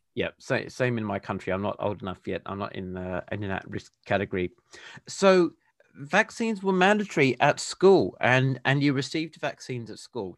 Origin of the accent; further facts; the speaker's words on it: Perth, Western Australia, Australia; now in Adelaide, Australia; I was born and raised in Perth, which is the capital of Western Australia.